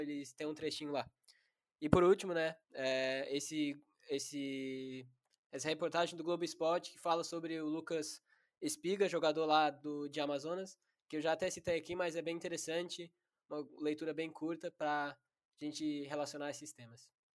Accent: High Wycombe, South East England, United Kingdom; moved away; eu sou original da Inglaterra e meu avô ele jogou no Wickham Wanderers, que é um time do meu bairro lá

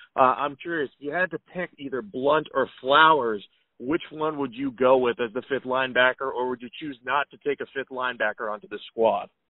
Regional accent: New England, United States; I grew up in New England and still and currently live there

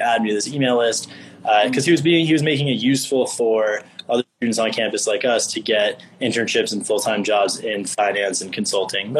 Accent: Miami, Florida, United States; moved away as an adult; also born or lived in Michigan; I am originally from Miami, grew up in Miami, went to Michigan

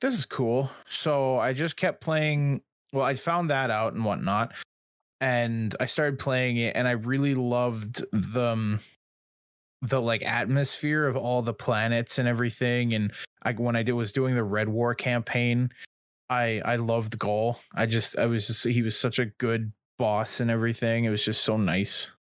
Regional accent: Canada; I'm Canadian

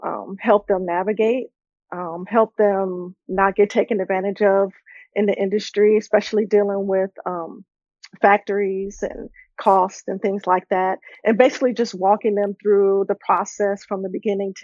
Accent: Miami, Florida, United States; I'm originally from Miami, Florida

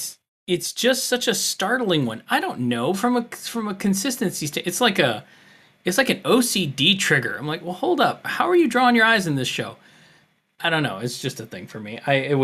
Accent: United States; as an American

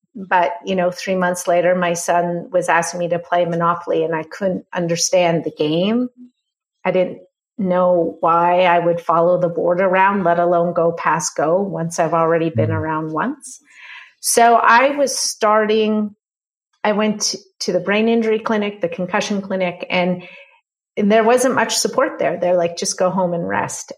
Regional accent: Canada; I'm Canadian

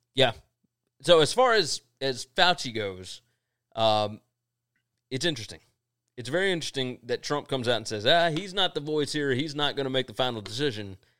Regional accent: Mississippi, United States; we're from Mississippi

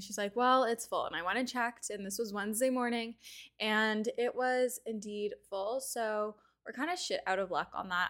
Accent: Canada; being a Canadian

